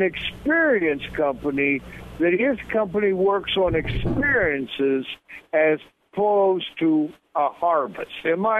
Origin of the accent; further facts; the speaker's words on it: Montana, United States; because I come from Montana